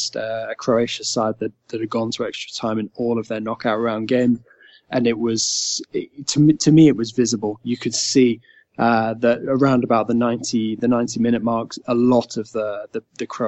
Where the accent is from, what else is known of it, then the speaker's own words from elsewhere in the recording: England, United Kingdom; an English guy